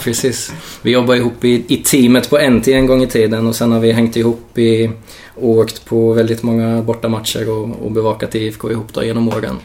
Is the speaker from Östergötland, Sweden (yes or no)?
yes; Norrköping, Östergötland, Sweden; also born or lived in Kalmar; född och uppvuxen i Norrköping